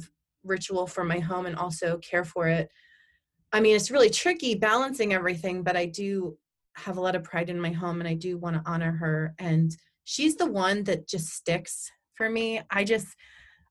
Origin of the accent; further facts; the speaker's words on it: Bucks County, Pennsylvania, United States; now in Berks County, United States; I grew up in Bucks County